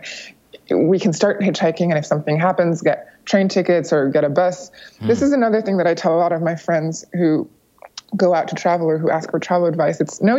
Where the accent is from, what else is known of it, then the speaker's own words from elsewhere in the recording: United States; born there; I was born in the United States, so I have American citizenship.